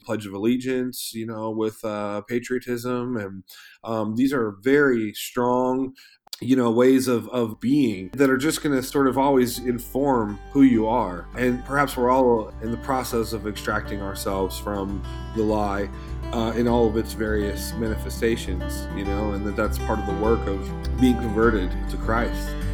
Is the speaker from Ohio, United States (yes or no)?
yes; Eastern Ohio, United States; I was born, you know, in, in Ohio, in Eastern Ohio, you know, in America